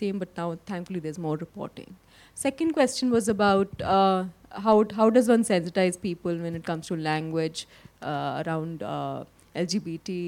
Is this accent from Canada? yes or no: no; Lucknow, Uttar Pradesh, India; moved away as an adult; also born or lived in Delhi; I grew up in Lucknow